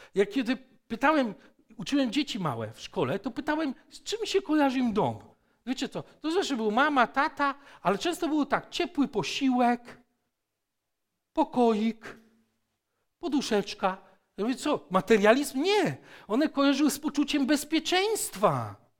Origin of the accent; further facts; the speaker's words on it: Poland; ja jestem Polakiem, dlatego że narodziłem się z moich rodziców y, Polaków